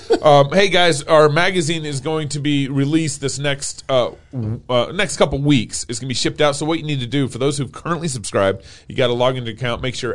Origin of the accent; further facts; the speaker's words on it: Texas, United States; I'm a Texan trying to read Arabic.